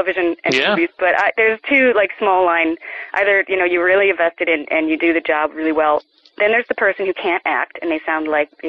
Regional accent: Chicago, Illinois, United States; I grew up around Chicago.

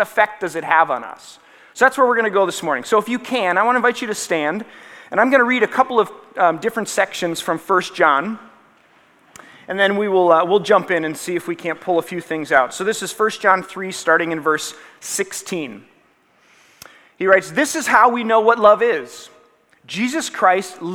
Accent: Minnesota, United States

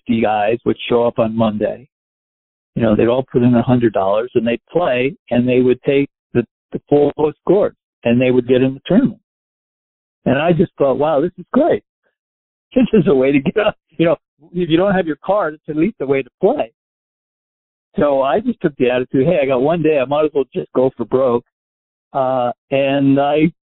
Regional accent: Westchester, New York, United States; moved away as an adult; also born or lived in New Orleans / Miami; I grew up in Westchester. I lived in the city till I was about 4, and we moved to Westchester

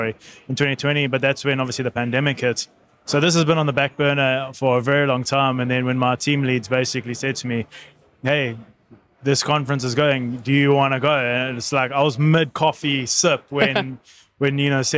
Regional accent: South Africa; I'm from South Africa

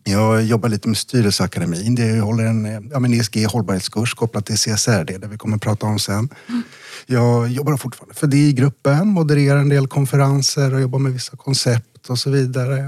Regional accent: eastern Värmland, Sweden; På, på bruket i Öst, i Väst, i östra Värmland där jag växte upp

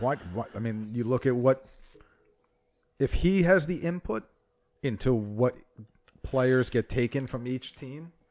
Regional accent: New Jersey, United States; He's from my hometown

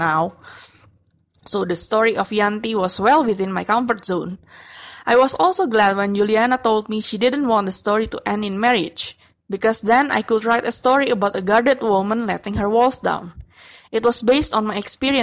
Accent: Jakarta, Indonesia; from Jakarta, Indonesia

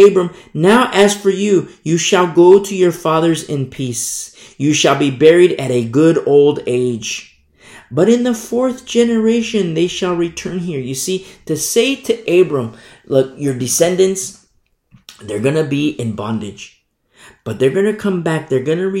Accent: United States; I'm an American myself

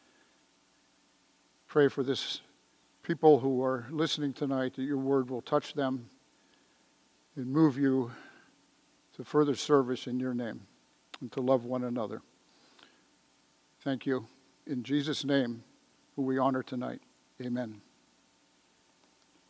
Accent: San Francisco, California, United States; When I was growing up in San Francisco, I was an altar boy, St. Monica's Church out in the Richmond District

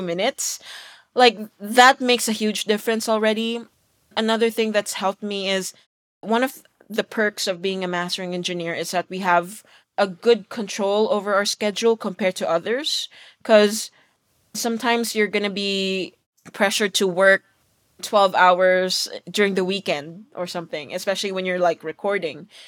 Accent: Philippines; now in Los Angeles, United States; me being Filipino, Asian, working in L A as a mastering engineer

